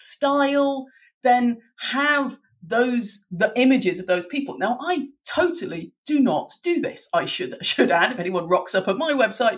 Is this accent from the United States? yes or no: no; Dublin, Leinster, Ireland; I grew up in Dublin